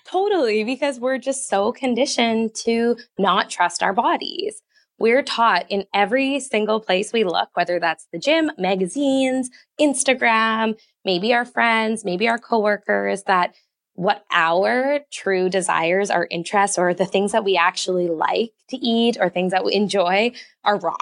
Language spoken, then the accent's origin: English; Canada; I'm Canadian